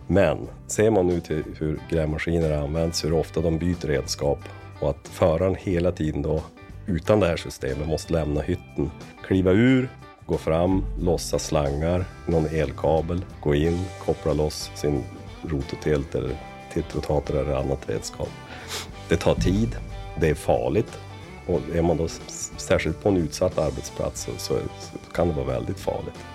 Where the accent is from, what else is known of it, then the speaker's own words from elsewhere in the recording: inland Västerbotten, Västerbotten County, Sweden; also born or lived in Lycksele / Luleå; Jag är född i, i Västerbottens inland